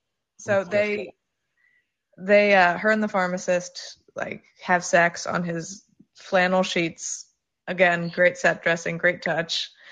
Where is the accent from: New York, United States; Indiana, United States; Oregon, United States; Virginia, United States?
New York, United States; I'm from New York, and I've had weird sex